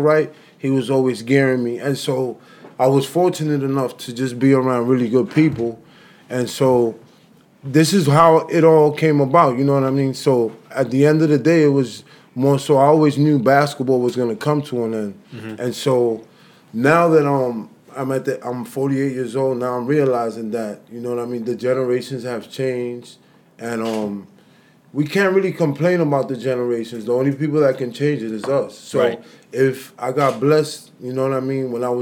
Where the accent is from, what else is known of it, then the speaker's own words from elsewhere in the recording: New York City, New York, United States; both of my parents, they're Dominican, but I was born here in New York City